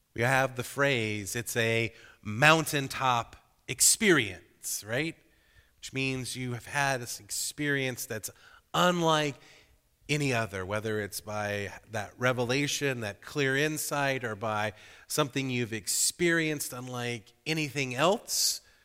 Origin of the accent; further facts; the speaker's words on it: Georgia, United States; growing up in Georgia